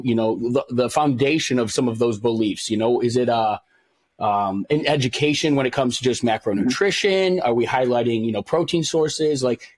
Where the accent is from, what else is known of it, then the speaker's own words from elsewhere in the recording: Illinois, United States; I grew up in Illinois, not far from where you guys are.